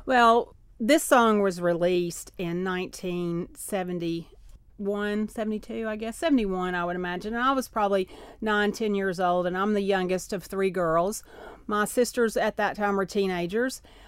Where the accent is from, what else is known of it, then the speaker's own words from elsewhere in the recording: Knoxville, Tennessee, United States; accent: Appalachian; Knoxville, where I was raised